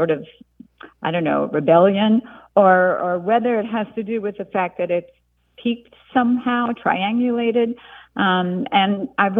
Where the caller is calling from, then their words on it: Kilmarnock, Virginia, United States; I'm calling from Kilmarnock, Virginia